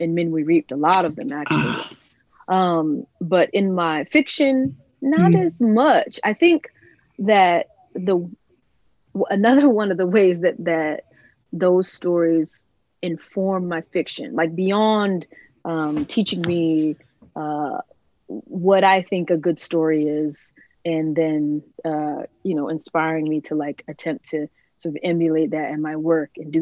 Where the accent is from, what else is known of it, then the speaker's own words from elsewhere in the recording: DeLisle, Mississippi, United States; my hometown, DeLille